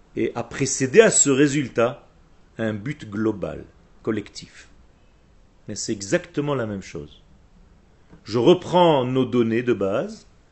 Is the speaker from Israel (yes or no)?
yes; Israel; French is a second language; le français n'est pas ma langue natale. Je suis israélien de source